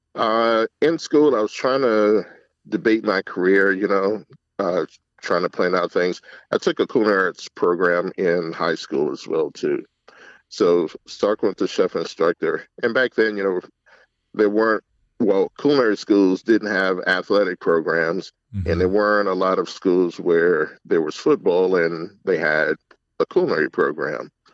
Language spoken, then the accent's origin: English; Alexandria, Virginia, United States; also born or lived in Texas; now in Monroe County, United States; I was born in Texas. Uh, my dad was in the Air Force. That was a short stay. And I grew up in Northern Virginia, in Alexandria.